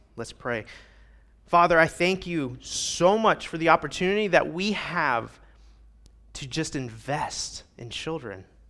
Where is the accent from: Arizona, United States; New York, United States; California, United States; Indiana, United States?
Indiana, United States; Midwest; moved away as an adult; now in Rio Grande Valley, United States; where I was raised in Midwest Indiana is not like it is here